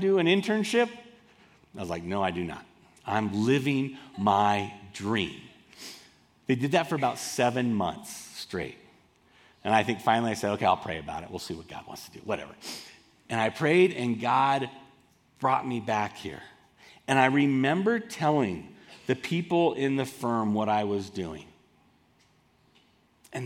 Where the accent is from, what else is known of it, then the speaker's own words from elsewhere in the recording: Southern California, United States; moved away as an adult; also born or lived in Boulder, Colorado; I grew up in Southern California, and I moved to this incredible conservative town called Boulder, Colorado, to go to college